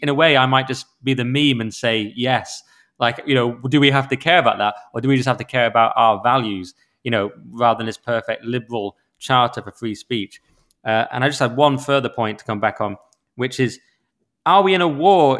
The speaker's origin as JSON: {"language": "English", "region": "England", "country": "United Kingdom"}